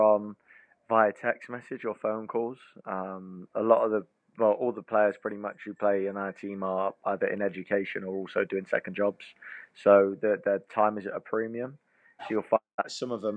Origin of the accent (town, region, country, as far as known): England, United Kingdom; moved away as an adult; now in Cayman Islands